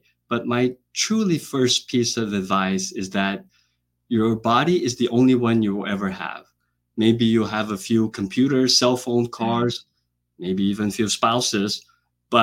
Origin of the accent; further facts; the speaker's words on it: Brazil; moved away as an adult; also born or lived in Boston / Atlanta / Hawaii; now in United States; I was born and raised in Brazil, went to medical school in Brazil